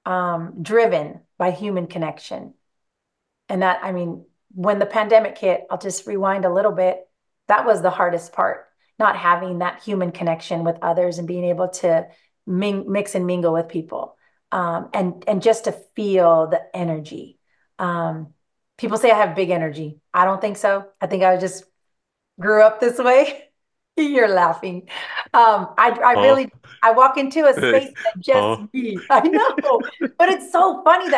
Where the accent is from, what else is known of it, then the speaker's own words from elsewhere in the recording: Greenfield, California, United States; growing up in Greenfield, showed them my little house that I grew up